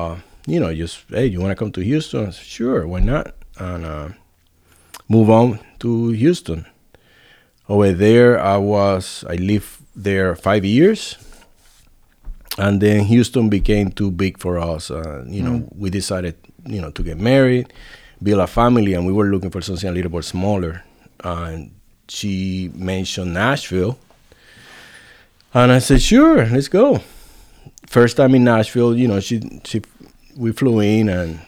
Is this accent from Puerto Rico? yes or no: yes; Puerto Rico; moved away as an adult; also born or lived in Providence, Rhode Island; now in Dickson, United States; I'm originally from Puerto Rico.